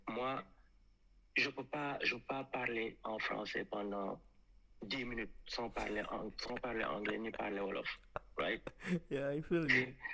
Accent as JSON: {"language": "French", "country": "France", "said": "Je sais que je suis un français."}